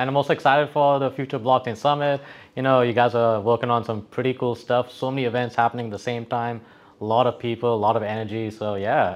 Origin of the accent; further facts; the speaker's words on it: Dubai, United Arab Emirates; also born or lived in West Texas, United States; I was actually born and brought up in Sunnyside, Dubai. I used to live in the old side of, uh, Dera.